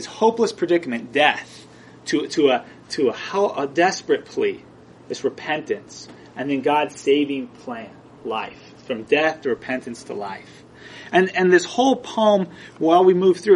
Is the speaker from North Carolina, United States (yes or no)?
no; Southern California, United States; I grew up in Southern California